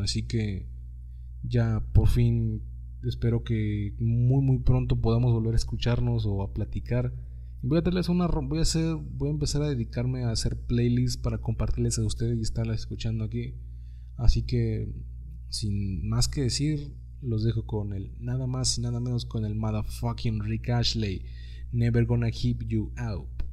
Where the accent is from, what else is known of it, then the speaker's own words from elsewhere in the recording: Mexico; accent: Mexican; moved away; los mexicanos no hablamos tanto así como realmente lo hacen ustedes